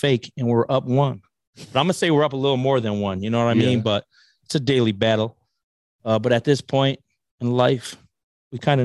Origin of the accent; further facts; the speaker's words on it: Buffalo, New York, United States; I'm from Buffalo. My whole family's from Buffalo. My people are from Sicily.